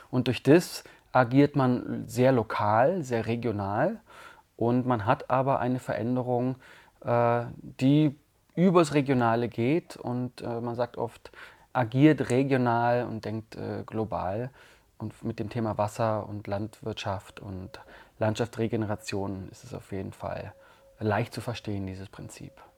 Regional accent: Allgäu, Bavaria, Germany; moved away as an adult; now in Tamera, Portugal; ich komme ja aus dem saftigen, grünen und wasserreichen Allgäu

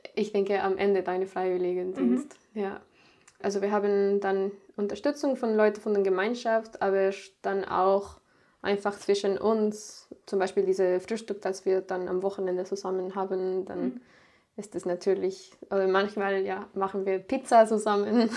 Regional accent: Mexico; German is a second language; moved away as an adult; also born or lived in Sieben Linden, Germany; now in Germany; ich bin in Mexiko geboren. Ich war dann da auch in eine deutsche Schule da habe ich auch Deutsch gelernt

